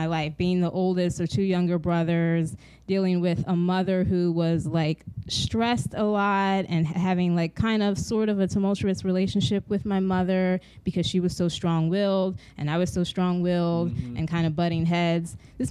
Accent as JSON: {"language": "English", "town": "Los Angeles", "region": "California", "country": "United States", "also_born_or_lived": "Santa Monica / South Jersey / Philadelphia", "said": "I'm originally from Los Angeles. My family moved to Santa Monica, and then we relocated out east to South Jersey, and then later to Philadelphia."}